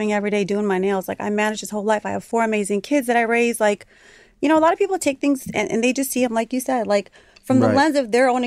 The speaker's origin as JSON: {"language": "English", "town": "Chicago", "region": "Illinois", "country": "United States", "moved": "yes", "lives_now": "Miami, United States", "said": "I'm from Chicago"}